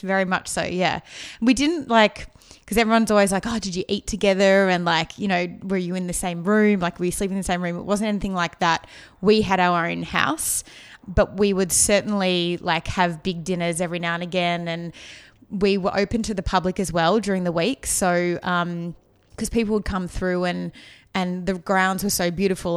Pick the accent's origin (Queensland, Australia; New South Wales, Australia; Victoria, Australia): Victoria, Australia; Melbourne; now in Los Angeles, United States; I grew up in the outskirts of Melbourne in a place called Eltham